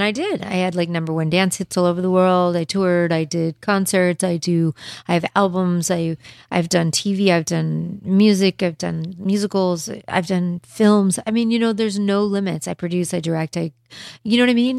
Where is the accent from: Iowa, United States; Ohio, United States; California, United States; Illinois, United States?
California, United States; Los Angeles; also born or lived in Beverly Hills; I was like a Hollywood girl